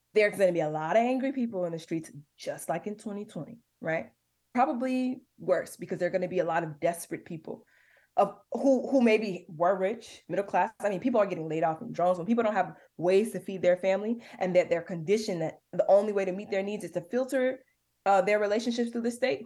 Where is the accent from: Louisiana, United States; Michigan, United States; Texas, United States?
Michigan, United States; Detroit; I grew up on Twelve Mile and Losser.